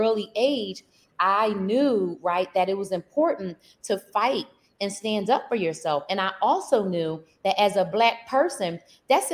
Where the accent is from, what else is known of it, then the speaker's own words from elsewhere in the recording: Philadelphia, Pennsylvania, United States; I grew up in Philadelphia, and I grew up in a, I say a fighting town